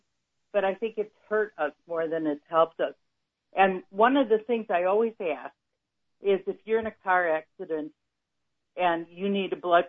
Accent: United States; We're Americans. My mother was an immigrant, and she never defined herself as a British American.

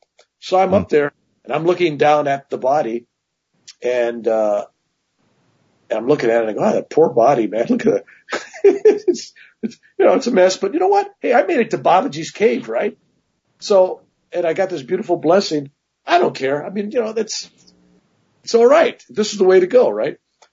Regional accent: Ireland; But the truth of the matter is, being Irish, a large cobra snake is a large cobra snake, right?

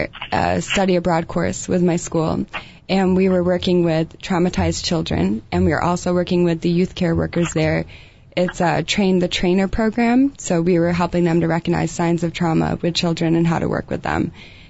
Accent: England, United Kingdom; born there; I was born in England.

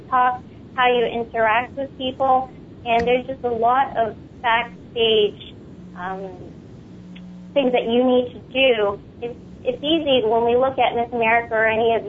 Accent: Long Island, New York, United States; also born or lived in Philippines; I grew up in Long Island, New York.

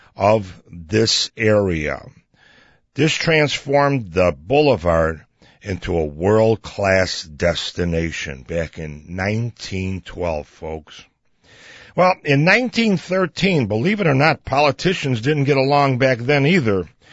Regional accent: Chicago, Illinois, United States; growing up in Chicago

